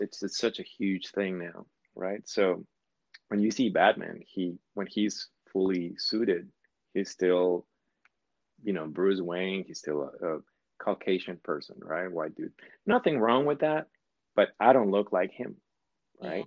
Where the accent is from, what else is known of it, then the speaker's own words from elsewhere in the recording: Sinaloa, Mexico; moved away; I was born in Mexico